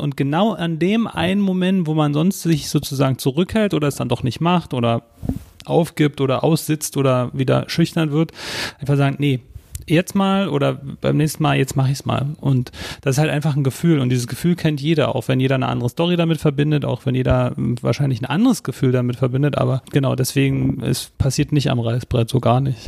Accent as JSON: {"language": "German", "region": "Berlin", "country": "Germany", "tie": "born or raised there", "said": "wir sind beide aufgewachsen in Ostberlin"}